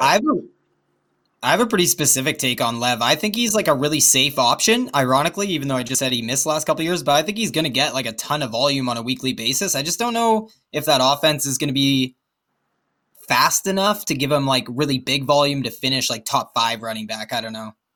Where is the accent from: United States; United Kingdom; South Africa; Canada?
Canada; Victoria, British Columbia; we're all from Victoria, B C, so we all live on Vancouver Island